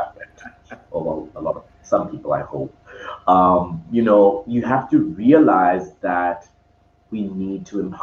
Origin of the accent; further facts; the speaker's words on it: Zambia; now in Cape Town, South Africa; right now I'm in Cape Town, even though I'm born from Zambia